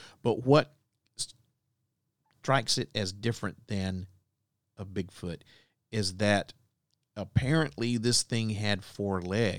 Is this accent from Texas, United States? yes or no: no; Alabama, United States; the many, many legends that float around through my home state of Alabama.